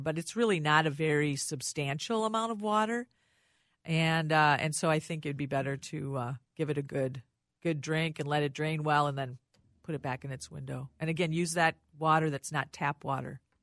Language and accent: English; Rochester, Minnesota, United States; I lived, I grew up in Rochester